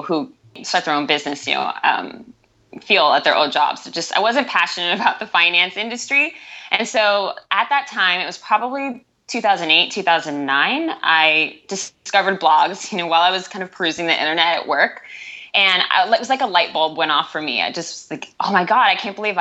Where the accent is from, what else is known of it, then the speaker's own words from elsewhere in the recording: Northern Bay Area, Northern California, United States; I'm from the Northern Bay Area, so Northern California.